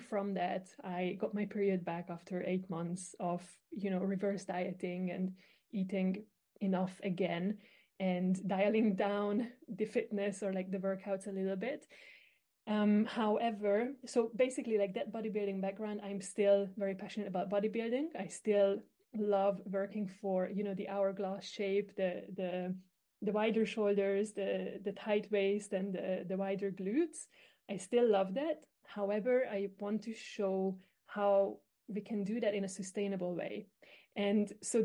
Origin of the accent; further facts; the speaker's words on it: Hungary; I am actually from Hungary, so I'm quite far away from you